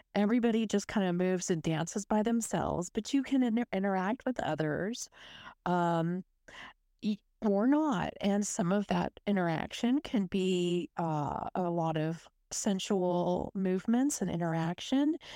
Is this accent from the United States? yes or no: yes; South Texas, United States; accent: Texas U S; moved away as an adult; now in Melbourne, Australia; I grew up in South Texas in a little coastal city. It was right next to the Gulf of Mexico